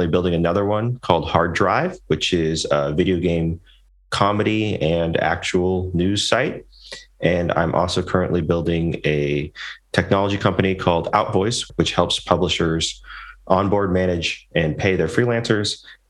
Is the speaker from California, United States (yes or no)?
yes; San Francisco Bay Area, California, United States; I'm from the San Francisco Bay Area, born and raised.